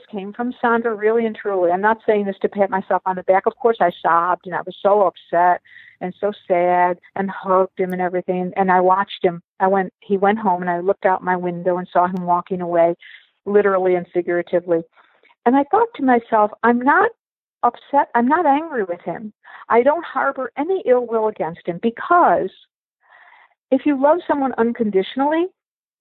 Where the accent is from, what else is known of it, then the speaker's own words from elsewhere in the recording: Buffalo, New York, United States; moved away as an adult; also born or lived in Dublin, Ireland / Long Island, New York; now in Michigan, United States; I was born in Dublin, Ireland, and adopted into a family in Buffalo, New York. I grew up in Buffalo.